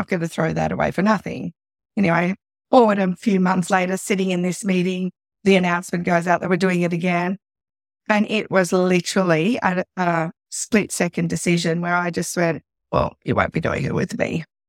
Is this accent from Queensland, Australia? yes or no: no; Sydney, New South Wales, Australia; born or raised there; also born or lived in South Africa; now in Central Coast, Australia